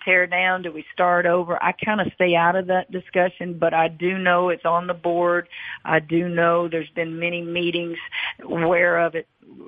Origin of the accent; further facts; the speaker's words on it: Louisiana, United States; I grew up in Louisiana